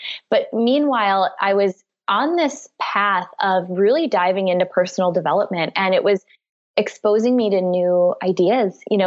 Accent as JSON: {"language": "English", "region": "Wisconsin", "country": "United States", "tie": "born or raised there", "said": "I grew up in the Midwest. I went to college in Wisconsin, where I'm originally from."}